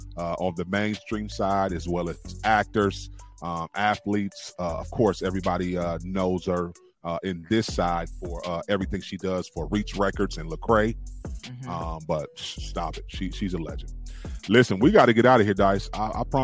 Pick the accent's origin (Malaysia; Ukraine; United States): United States; I was born and raised here in America